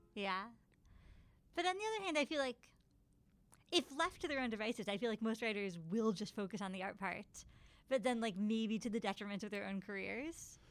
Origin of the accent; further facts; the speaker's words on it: Ithaca, New York, United States; I grew up in Ithaca, so I would always go see musicals at the Hanger Theater